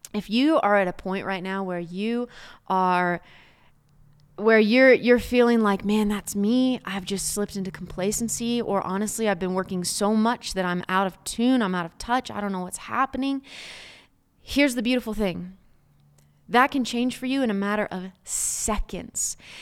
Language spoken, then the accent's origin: English; Oklahoma, United States; I'm from Oklahoma, so there's some beautiful red dirt around you